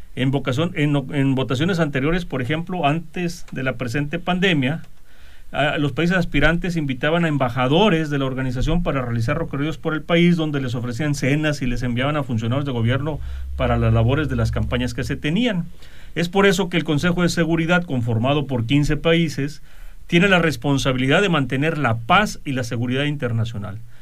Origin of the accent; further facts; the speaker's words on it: Mexico; nosotros como mexicanos